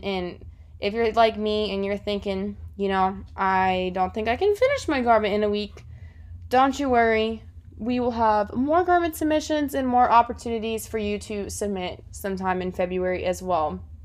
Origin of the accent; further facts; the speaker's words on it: South Florida, United States; moved away as an adult; now in Auburn, United States; I'm originally from South Florida